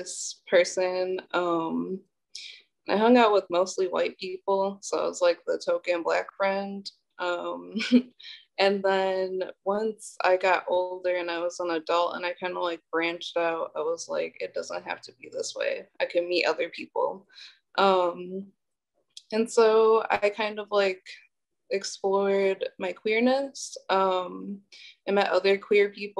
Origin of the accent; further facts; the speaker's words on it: Milwaukee, Wisconsin, United States; also born or lived in Illinois; I was actually born in Illinois, and I kind of grew up like back and forth between there and Milwaukee. But I went to school in Milwaukee and like spent most of my time in Milwaukee